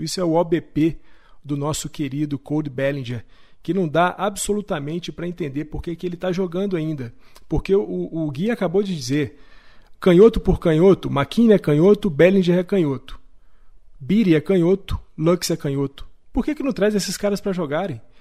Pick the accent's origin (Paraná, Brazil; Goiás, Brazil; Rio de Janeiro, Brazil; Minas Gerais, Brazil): Minas Gerais, Brazil; accent: mineiro; meu sotaque mineiro horroroso